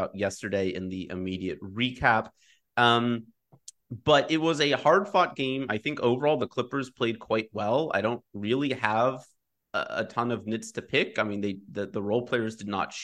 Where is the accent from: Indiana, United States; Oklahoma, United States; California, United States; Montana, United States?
California, United States; Los Angeles; also born or lived in Michigan; now in Philadelphia, United States; I grew up in L.A.